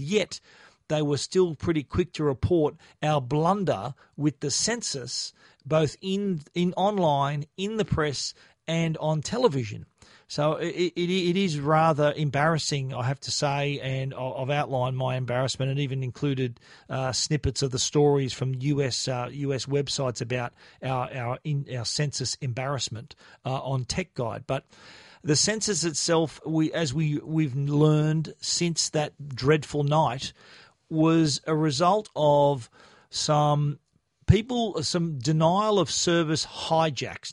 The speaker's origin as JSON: {"language": "English", "country": "Australia", "said": "being a an Australian in a foreign country"}